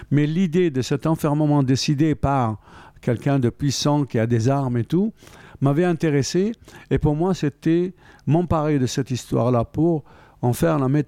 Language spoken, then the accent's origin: French; Algeria; bien sûr qu'il y a des repères dus au fait que je suis algérien, d'origine algérienne, et que donc, euh, évidemment, ça me et que l'Algérie me traverse hein